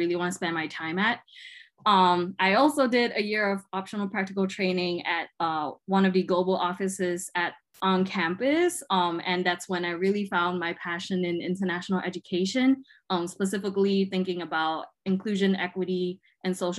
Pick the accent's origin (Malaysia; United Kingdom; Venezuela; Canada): Malaysia; moved away as an adult; now in Lincoln, United States; I am from Malaysia. I am a Chinese Malaysian.